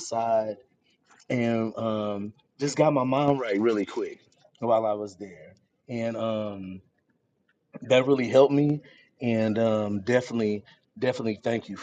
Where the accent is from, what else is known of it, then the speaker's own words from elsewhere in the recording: Texas, United States; moved away as an adult; now in Connecticut, United States; I'm from Texas